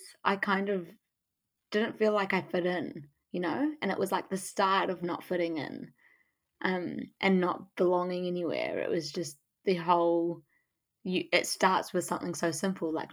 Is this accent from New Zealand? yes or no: yes; Auckland, New Zealand; also born or lived in Kuwait; I grew up in a very white area in West Auckland